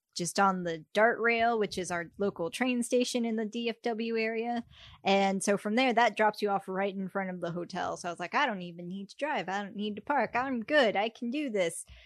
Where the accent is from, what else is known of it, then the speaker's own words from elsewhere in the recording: Texas, United States; moved away; I'm from Texas